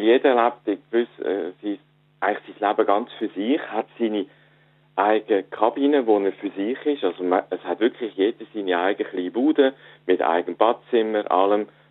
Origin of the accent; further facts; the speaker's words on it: Switzerland; accent: Swiss German; also born or lived in East Frisia, Germany; now in Germany; ich rede Schweizerdeutsch